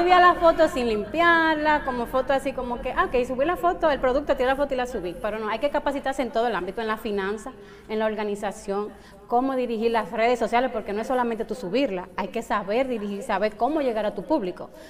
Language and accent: Spanish; Santo Domingo, Dominican Republic; moved away as an adult; en Santo Domingo, en mi país, pero aquí tengo como tres años